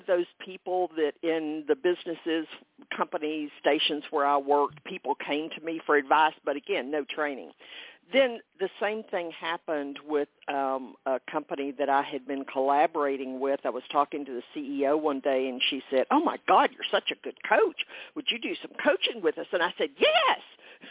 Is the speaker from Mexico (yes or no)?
no; Texas, United States; a fourth generation Texan